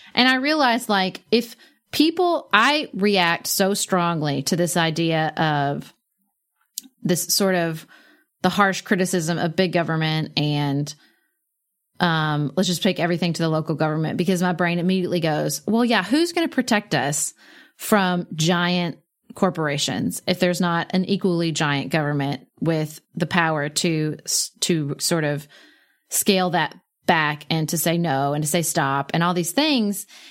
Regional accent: United States; as an American

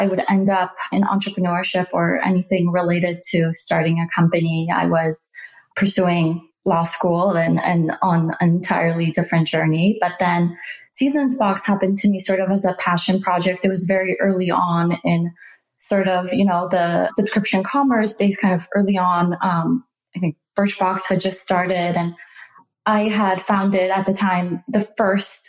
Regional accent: Canada; moved away as an adult; also born or lived in Silicon Valley; move to Silicon Valley because we're both Canadian

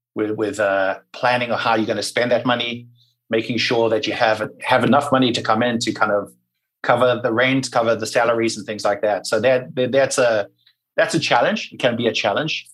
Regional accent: Durban, KwaZulu-Natal, South Africa; moved away as an adult; also born or lived in Wales / New York; now in United States; I grew up in Durban.

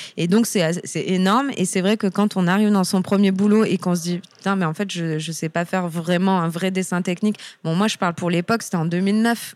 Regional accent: Toulon, Provence-Alpes-Côte d'Azur, France; moved away as an adult; also born or lived in Lyon / Paris / Amsterdam; je suis originaire de Toulon, donc du Sud

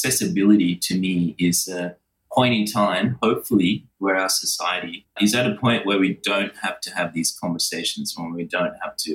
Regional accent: Sri Lanka; now in Australia; where I was born in Sri Lanka

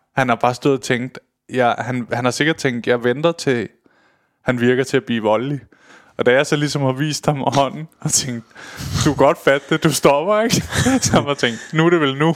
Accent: Køge, Zealand, Denmark; nede i Køge, hvor jeg kommer fra

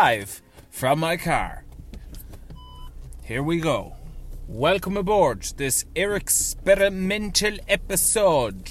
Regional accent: Ireland; we love funerals, love wakes, love sympathising as Irish people

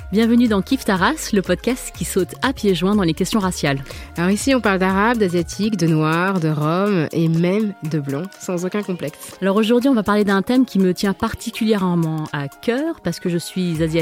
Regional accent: France; also born or lived in Vietnam; Moi, j'ai toujours cru que j'étais française.

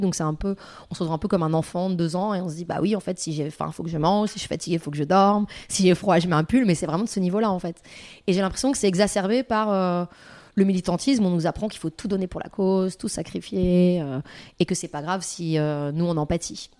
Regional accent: France; j'ai grandi en France, dans un pays occidental

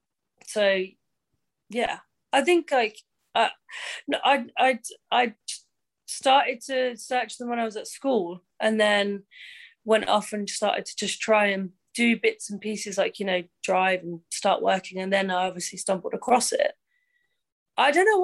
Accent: Cambridge, East of England, United Kingdom; I was a Cambridge girl. I was, you know, born and bred in Cambridge.

